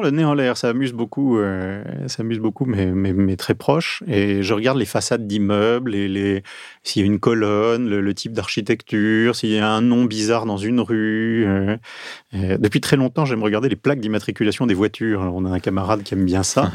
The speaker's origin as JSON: {"language": "French", "town": "Marseille", "region": "Provence-Alpes-Côte d'Azur", "country": "France", "tie": "born or raised there", "also_born_or_lived": "Vaucluse", "moved": "yes", "lives_now": "Paris, France", "said": "je suis né à Marseille, j'ai grandi au bord de la Méditerranée"}